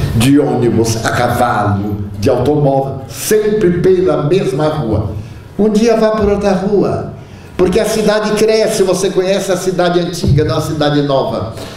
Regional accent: Brazil; você é brasileira, porque está vendo pelo meu sotaque, porque eu falo um pouco de espanhol, mas é portunhol

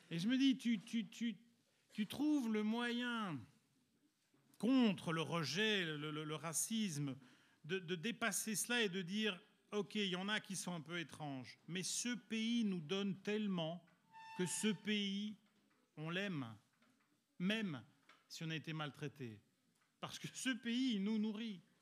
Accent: Italy; étant donné que je suis italien et mon collègue aussi

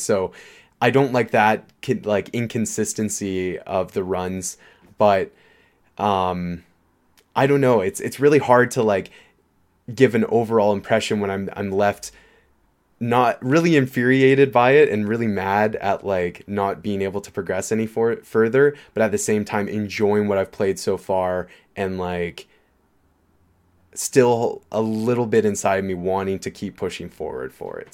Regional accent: Canada; we're Canadian

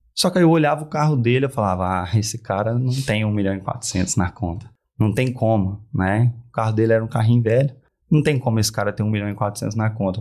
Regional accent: Uberaba, Minas Gerais, Brazil; sou de Uberaba, Uberaba

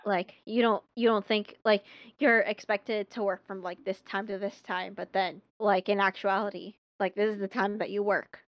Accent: Long Beach, California, United States; I'm from Long Beach

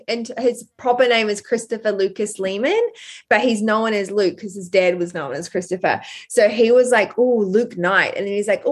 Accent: New Zealand; also born or lived in Brisbane, Australia; now in Australia; I'm from New Zealand

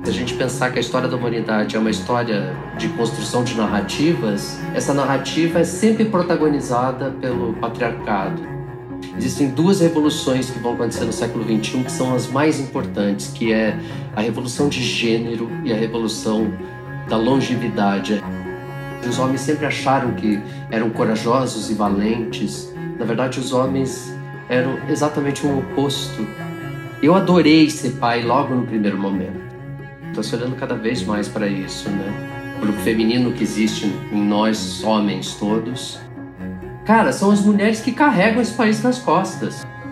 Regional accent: Curitiba, Paraná, Brazil; nos anos 80, em Curitiba, onde eu nasci.

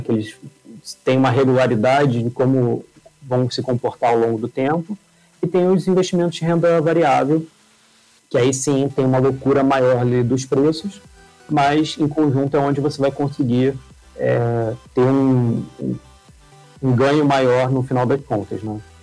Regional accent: Rio de Janeiro, Brazil; moved away as an adult; now in São Paulo, Brazil; acho que o sotaque vai entregar um pouco. Eu sou carioca, mas acabei mudando aqui para São Paulo

